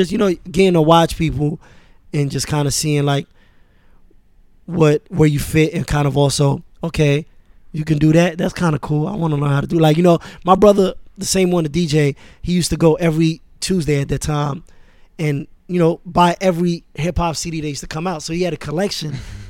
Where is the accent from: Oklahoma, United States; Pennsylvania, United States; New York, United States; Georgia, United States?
New York, United States; Queens; also born or lived in Paris, France; when I moved to Queens, I was 10. You know, I was born in France, in Paris, and my dad worked for the United Nations, for UNESCO. So we moved around a lot.